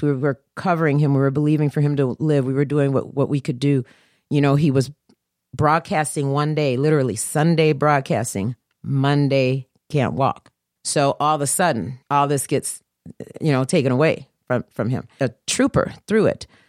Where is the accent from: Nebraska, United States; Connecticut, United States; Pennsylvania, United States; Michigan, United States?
Michigan, United States; Detroit; we are Detroit